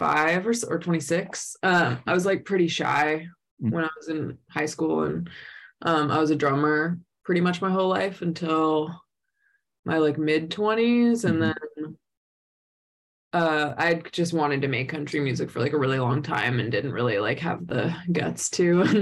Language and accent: English; Los Angeles, California, United States; Yeah, born and raised here.